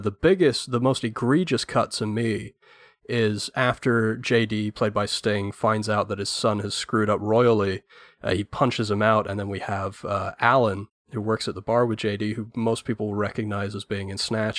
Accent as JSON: {"language": "English", "region": "England", "country": "United Kingdom", "said": "as an Englishman"}